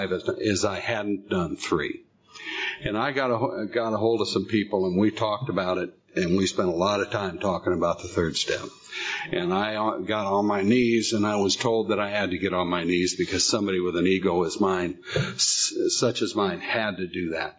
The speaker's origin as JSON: {"language": "English", "town": "San Diego", "region": "California", "country": "United States", "tie": "born or raised there", "moved": "as an adult", "lives_now": "Northern California, United States", "said": "I lived in, was born and raised in San Diego"}